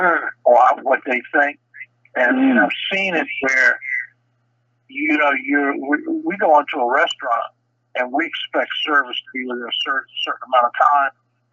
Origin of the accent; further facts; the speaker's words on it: United States; we're from America